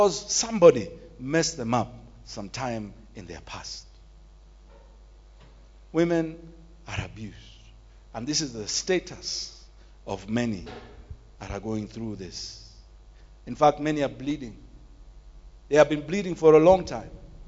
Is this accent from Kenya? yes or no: yes; Nairobi, Kenya; Growing up in Nairobi's Woodley Estate, sometimes in our houses we used to hear women screaming for help